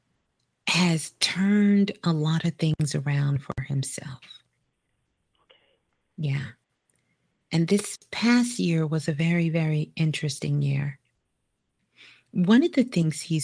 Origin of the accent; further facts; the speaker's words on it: New York City, New York, United States; I'm a Brooklyn girl. I was born in Brooklyn, so got a lot of Brooklyn love